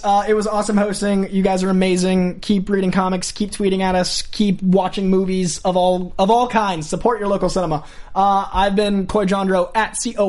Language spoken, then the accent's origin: English; Boston, Massachusetts, United States; moved away; I'll sit and talk to my friends about sports because I'm from Boston.